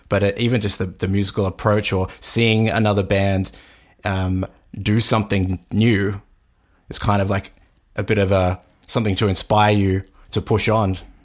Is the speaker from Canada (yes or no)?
no; Australia; growing up in Australia at the time when they were big